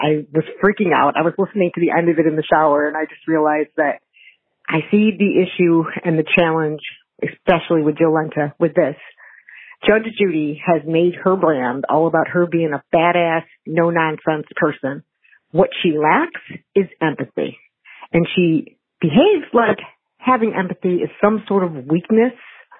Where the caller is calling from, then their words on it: Buffalo, New York, United States; I'm calling from Buffalo